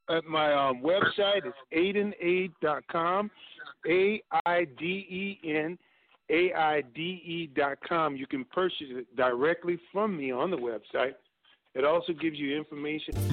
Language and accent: English; New Orleans, Louisiana, United States; I'm from New Orleans